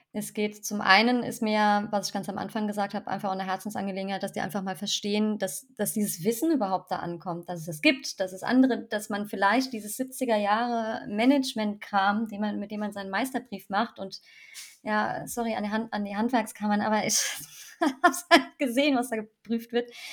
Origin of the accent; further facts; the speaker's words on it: Rhineland-Palatinate, Germany; ich bin ja wieder in meiner Heimat äh, in der Pfalz gelandet